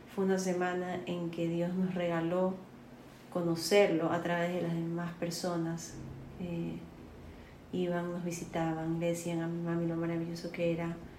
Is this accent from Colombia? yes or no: yes; Colombia; now in Guayaquil, Ecuador; yo soy colombiana